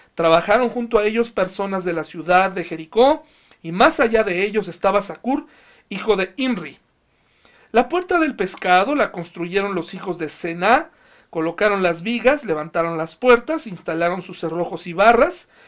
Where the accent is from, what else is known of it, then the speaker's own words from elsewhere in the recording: Mexico; nosotros como mexicanos